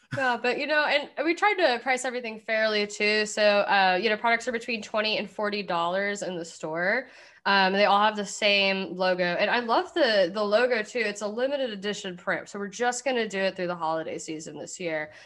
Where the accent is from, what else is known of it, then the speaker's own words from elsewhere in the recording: Kentucky, United States; I'm from Kentucky